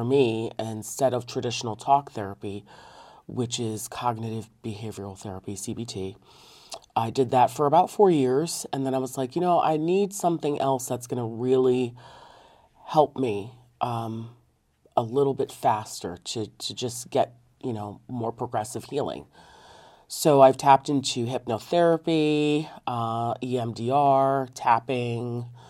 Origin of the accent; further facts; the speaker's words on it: Connecticut, United States; the overdevelopment in my home state of Connecticut.